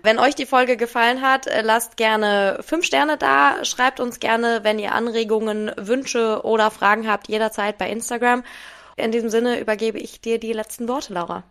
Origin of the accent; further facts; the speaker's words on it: Wiesbaden, Hesse, Germany; moved away; Und ich komme ja aus Wiesbaden